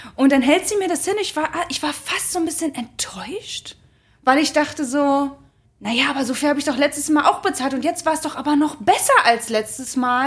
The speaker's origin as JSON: {"language": "German", "country": "Germany", "tie": "born or raised there", "moved": "as an adult", "said": "also aufgewachsen bin ich in der Nähe von Berlin. Das heißt, da bin, also da, das ist und bleibt für mich meine Heimat"}